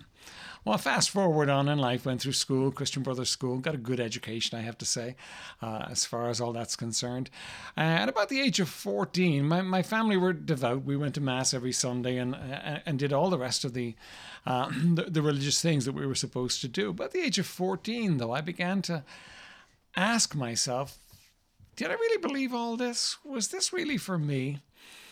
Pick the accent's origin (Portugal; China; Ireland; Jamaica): Ireland; I was raised in Ireland, raised in a very traditional home